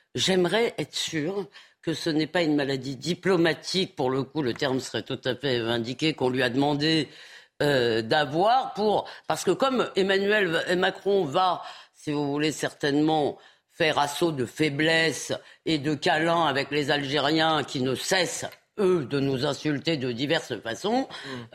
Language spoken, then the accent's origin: French; France; en tant que Française